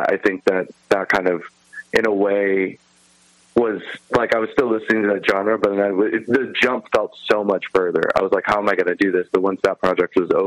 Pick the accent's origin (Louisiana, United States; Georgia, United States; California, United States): California, United States; Long Beach; I was born in Long Beach, California.